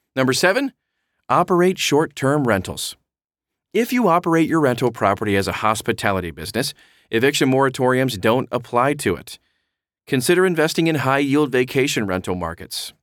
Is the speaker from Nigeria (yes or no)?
no; Baltimore, Maryland, United States; moved away; I hail from Baltimore originally, and I cut my teeth there as a real estate investor